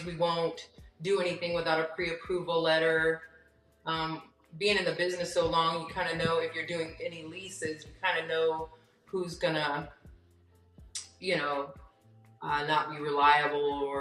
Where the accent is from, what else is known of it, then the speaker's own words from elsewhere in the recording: Central Valley, California, United States; moved away as an adult; also born or lived in Arizona; now in Austin, United States; I'm from California, Central Valley in California